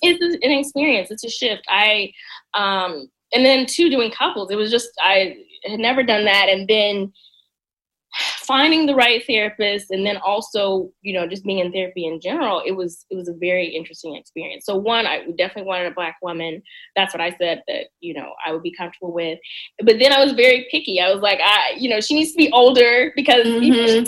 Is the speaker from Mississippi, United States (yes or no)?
yes; Mississippi, United States; moved away as an adult; now in Washington, D.C., United States; mississippi i love my home state